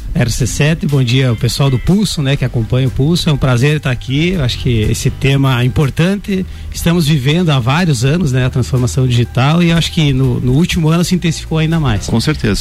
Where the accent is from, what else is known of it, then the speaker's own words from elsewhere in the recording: Tapejara, Brazil; moved away as an adult; now in Lages, Brazil; sou natural de Tapejara. Estou em Lages há um ano e meio